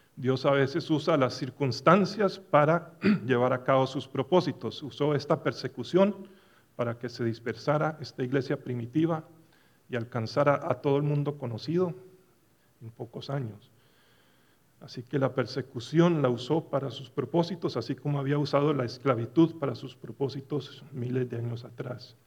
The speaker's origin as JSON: {"language": "Spanish", "town": "Medellín", "region": "Antioquia", "country": "Colombia", "tie": "born or raised there", "also_born_or_lived": "Dallas, Texas", "moved": "yes", "lives_now": "United States", "said": "una semana en Medellín, donde me crié"}